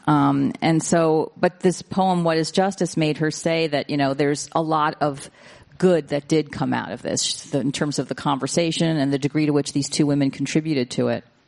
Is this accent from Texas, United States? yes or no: no; New York City, New York, United States; I was raised in New York City.